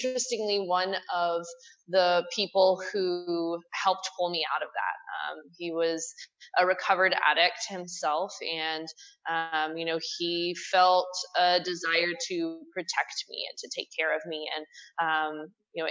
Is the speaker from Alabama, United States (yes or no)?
no; Texas, United States; I grew up here in Texas